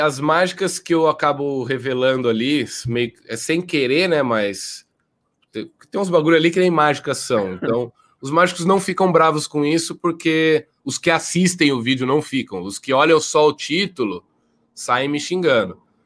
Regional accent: Jaú, São Paulo, Brazil; moved away as an adult

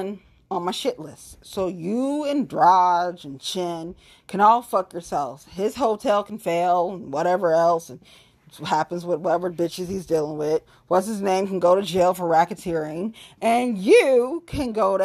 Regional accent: Cincinnati, Ohio, United States; Suburban bitch was born and raised in Cincinnati

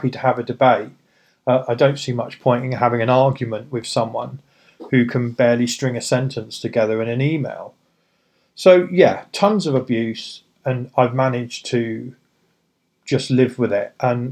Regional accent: United Kingdom; I'm British

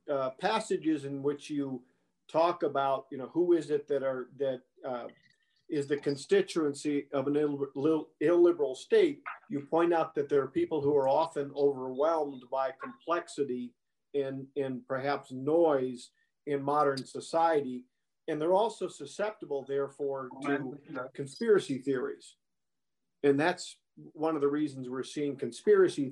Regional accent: Wisconsin, United States; my home state of Wisconsin

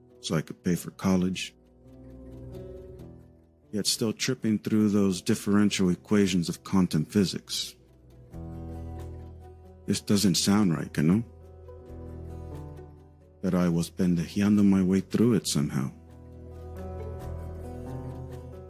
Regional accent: San Diego, California, United States; first language Spanish; English is a second language; Growing up in San Diego

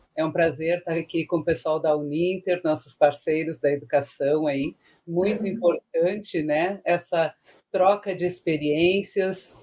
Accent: Rio Grande do Sul, Brazil; sou do Rio Grande do Sul

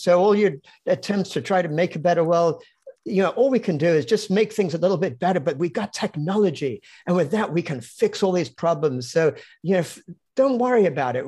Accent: London, United Kingdom; also born or lived in Cambridge; I grew up in London

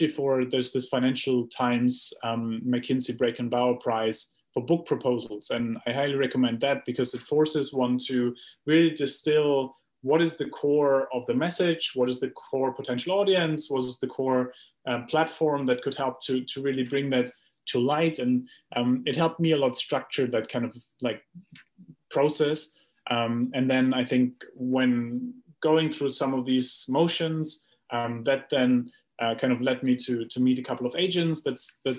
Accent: Germany; I come from Germany, where, you know, we grow up with a planning mindset

